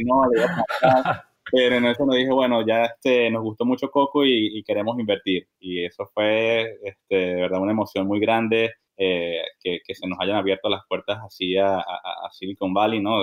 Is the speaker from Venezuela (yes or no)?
yes; Venezuela; also born or lived in Bogotá / Boston / Texas; now in New York, United States; somos este, criollos, nacidos y criados en Venezuela